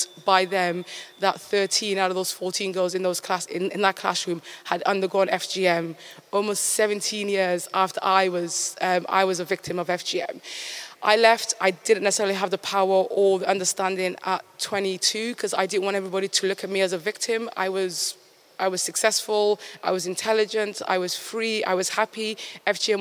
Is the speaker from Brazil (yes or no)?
no; Somaliland, Somalia; now in United Kingdom; my birthplace of Somaliland